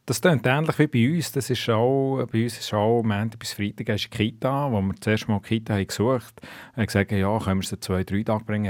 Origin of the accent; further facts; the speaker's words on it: Switzerland; moved away as an adult; now in China; bei uns in der Schweiz